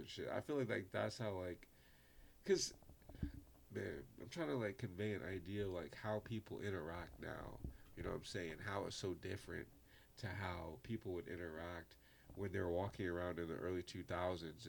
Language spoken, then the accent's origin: English; New York City, New York, United States; I'm from Brooklyn.